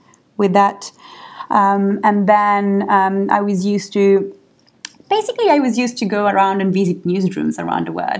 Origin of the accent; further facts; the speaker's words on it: Milan, Lombardy, Italy; moved away as an adult; also born or lived in Paris; now in London, United Kingdom; I studied and graduated in Milan, where I'm from, and then I moved to Paris.